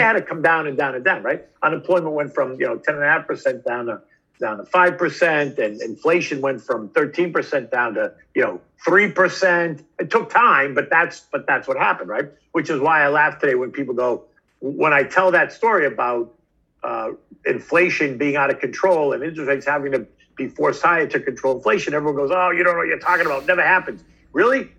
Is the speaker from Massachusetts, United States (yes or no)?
yes; Boston, Massachusetts, United States; I was a kid from Boston.